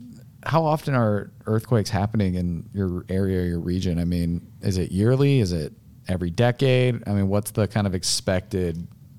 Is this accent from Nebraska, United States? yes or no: yes; Nebraska, United States; we're from Nebraska, so you know we've got cornfields and flat land